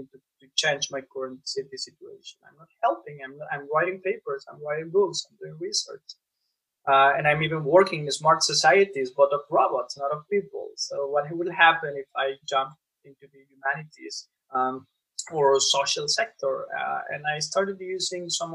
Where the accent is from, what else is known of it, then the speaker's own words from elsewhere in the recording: Monterrey, Nuevo León, Mexico; I was born and raised in Monterrey, Mexico